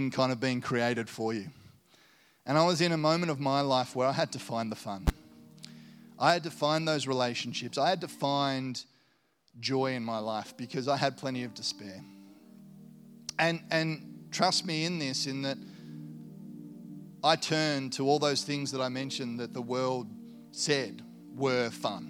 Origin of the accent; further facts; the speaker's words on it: Launceston, Tasmania, Australia; also born or lived in Hobart; I grew up in Launceston and had a great upbringing, went to a great school.